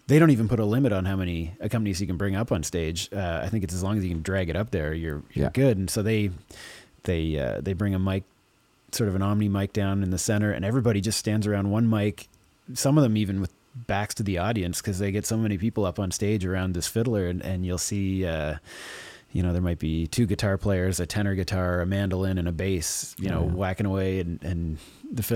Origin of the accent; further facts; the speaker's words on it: Dorchester, Ontario, Canada; my hometown in Dorchester